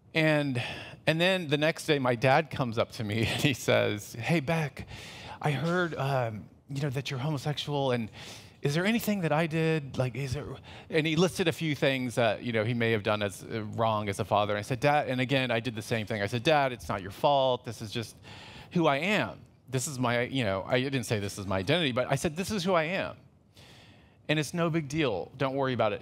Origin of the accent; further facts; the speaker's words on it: Los Angeles, California, United States; I'm from Los Angeles